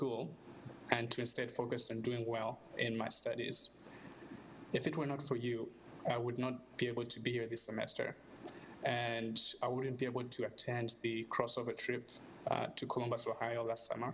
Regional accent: Zambia; now in United States; I am from Zambia in Southern Africa

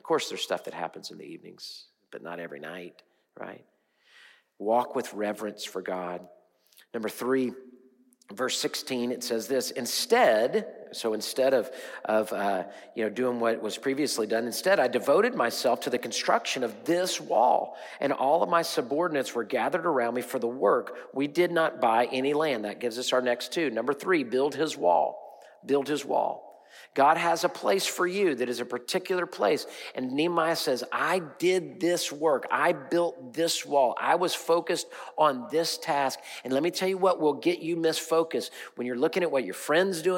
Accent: Houston, Texas, United States; I'm from Houston

